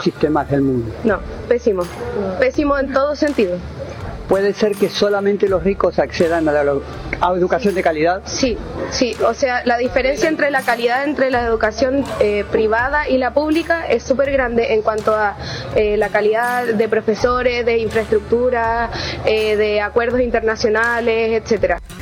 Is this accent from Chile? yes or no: yes; Chile; now in Argentina; los estudiantes chilenos